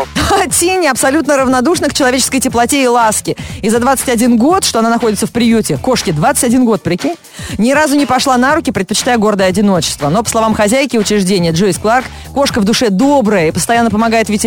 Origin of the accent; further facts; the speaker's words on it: Vyazma, Smolensk Oblast, Russia; Не, я из Вязьмы.